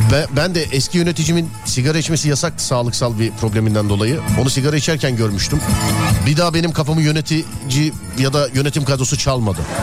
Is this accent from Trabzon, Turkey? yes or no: no; İzmir, Turkey